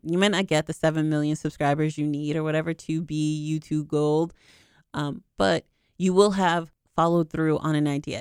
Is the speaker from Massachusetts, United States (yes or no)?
yes; Boston, Massachusetts, United States; I'm from the East Coast, I'm from Boston